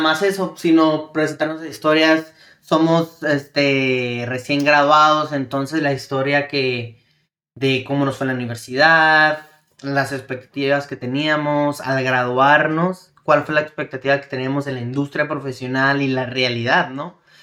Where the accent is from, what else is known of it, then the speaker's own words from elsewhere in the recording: El Paso, Texas, United States; moved away as an adult; also born or lived in Ciudad Juárez, Chihuahua, Mexico; now in San Diego, United States; Yo soy originario, yo nací en El Paso, Texas, pero mi familia es de Chihuahua, Ciudad Juárez, Chihuahua. Este, estudié y viví en ambas vida de frontera, ¿no? Que Ciudad Juárez, El Paso